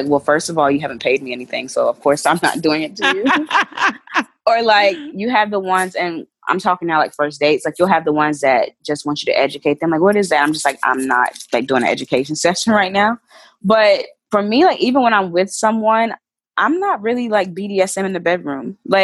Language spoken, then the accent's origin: English; North Carolina, United States; moved away as an adult; now in New York, United States; I'm originally from North Carolina, when I moved to New York 3 years ago